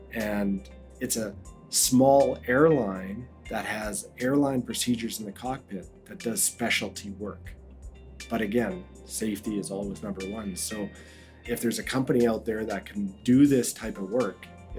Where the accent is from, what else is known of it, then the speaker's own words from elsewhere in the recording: Yellowknife, Northwest Territories, Canada; also born or lived in Edmonton / Inuvik / Fort Smith; My mom gave birth to me in Edmonton, so I was born in Edmonton. And after I was born, my parents stayed in Edmonton for just under a year and then sort of started the move between Inuvik, Fort Smith, and then eventually Yellowknife.